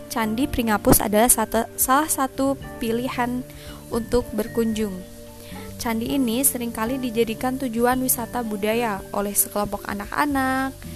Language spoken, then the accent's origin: Indonesian; Temanggung, Central Java, Indonesia; kota Temanggung adalah kota kelahiran saya